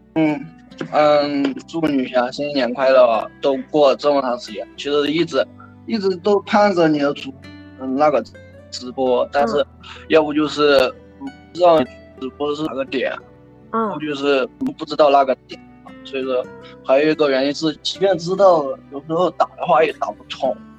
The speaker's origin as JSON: {"language": "Chinese", "town": "Chengdu", "region": "Sichuan", "country": "China", "said": "我是成都人"}